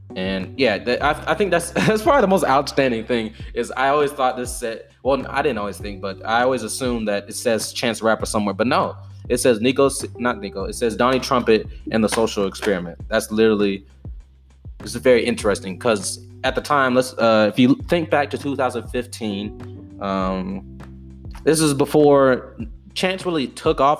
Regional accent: DeKalb County, Georgia, United States; I grew up in Georgia you know DeKalb County

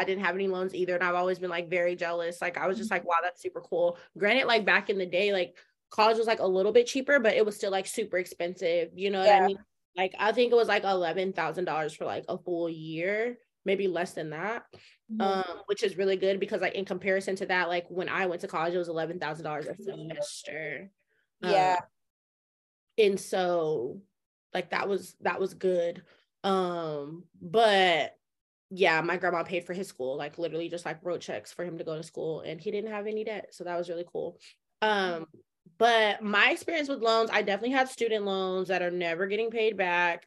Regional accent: Colorado, United States; we're from Colorado.

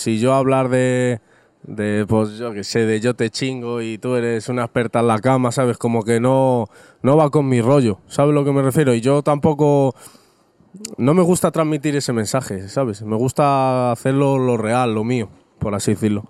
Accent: Rivas-Vaciamadrid, Community of Madrid, Spain; soy un chaval completamente normal, vengo de Rivas hacia Madrid

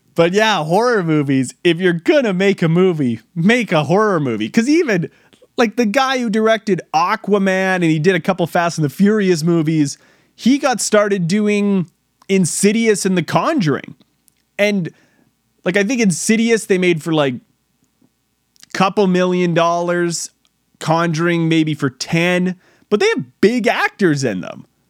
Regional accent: New York, United States; I'm from New York

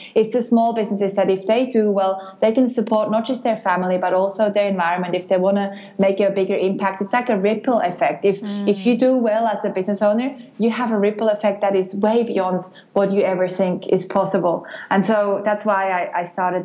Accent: near Bern, Switzerland; moved away as an adult; also born or lived in Geneva, Switzerland; now in Australia; I grew up near Bern in Switzerland, then I moved to Geneva, the French part, to study political science and marketing

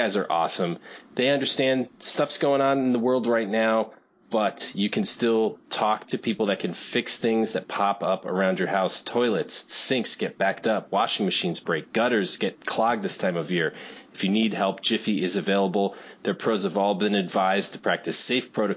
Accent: New Fairfield, Connecticut, United States; now in Chicago, United States; I grew up in New England

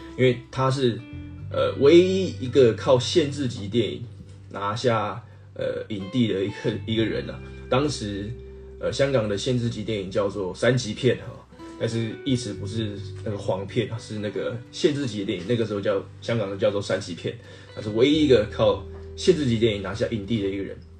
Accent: Taiwan; 那我们台湾人 ，呃，基本上是看港片长大的嘛

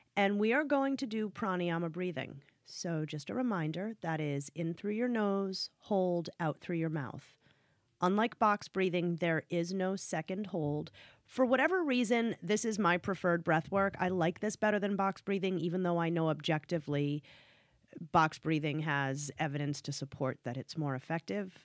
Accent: Northeast, United States; I'm from the Northeast

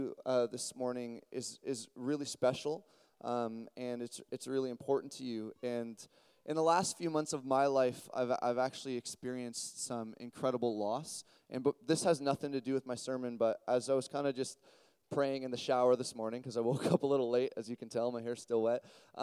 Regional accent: Burlington, Ontario, Canada; I grew up in a little place in Burlington called Mountainside

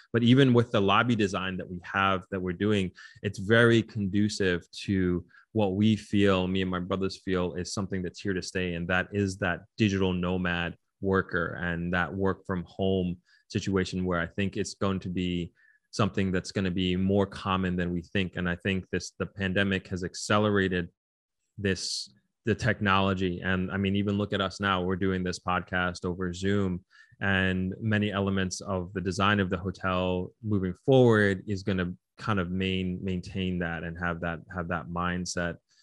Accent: New York, United States; moved away as an adult; now in Negril, Jamaica; I was originally born and raised in New York

